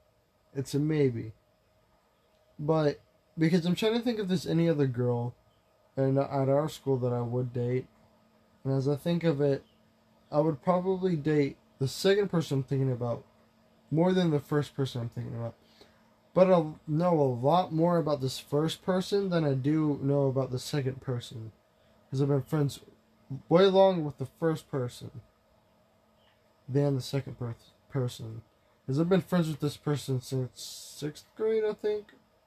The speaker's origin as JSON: {"language": "English", "region": "West Virginia", "country": "United States", "said": "Is this possibly a Haley that I used to know? I'm from West Virginia."}